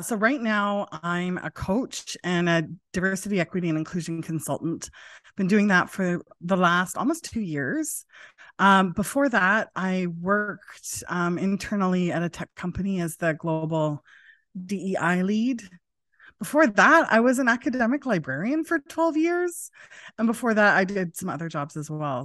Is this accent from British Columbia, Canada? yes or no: yes; Prince George, British Columbia, Canada; now in Vancouver, Canada; Was born here in Vancouver, but I grew up in Prince George